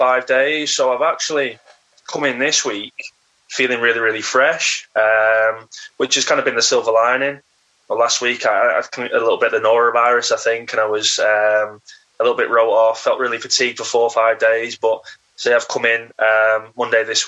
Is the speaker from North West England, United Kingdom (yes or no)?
yes; Warrington, North West England, United Kingdom; I'm from Warrington, which is a big town